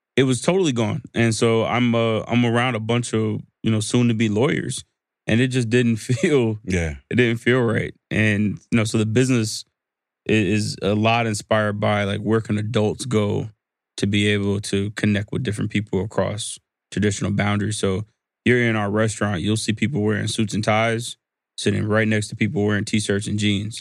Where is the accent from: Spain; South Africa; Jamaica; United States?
United States; the South; I'm from the South